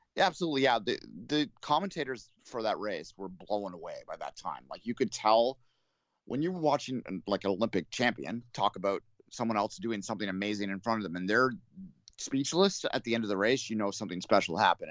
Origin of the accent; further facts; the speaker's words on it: Canada; as a Canadian